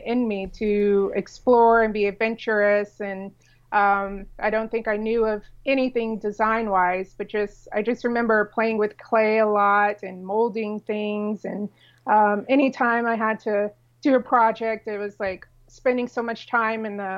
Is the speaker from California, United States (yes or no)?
yes; San Diego, California, United States; also born or lived in South Florida; now in Dallas-Fort Worth, United States; we were raised in San Diego